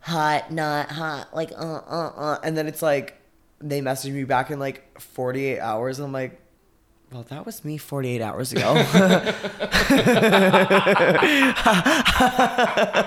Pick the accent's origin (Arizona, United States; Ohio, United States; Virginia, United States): Arizona, United States; I was like 18 from Arizona